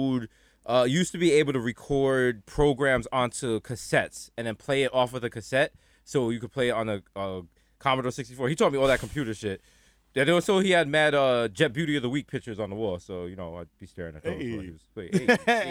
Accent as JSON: {"language": "English", "town": "New York City", "region": "New York", "country": "United States", "tie": "born or raised there", "said": "We grew up in the Bronx"}